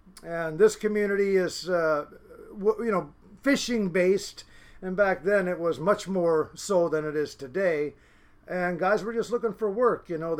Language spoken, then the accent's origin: English; Seattle, Washington, United States; first language Norwegian; English is a second language; I was born in Seattle, Washington. My parents, both of them, are from a little town called Orkaham, which is Karmøy, and that's on the southwest corner of Norway.